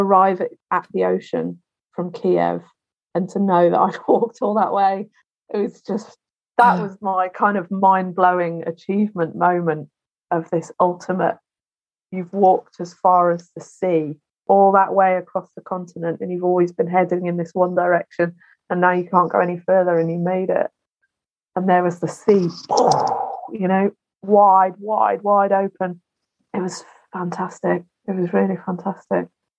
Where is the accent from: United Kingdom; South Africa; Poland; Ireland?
United Kingdom; Wales; born there; I was born in Wales, my country of Britain. Yeah. Sometimes I split myself. I am neither Welsh nor English, really.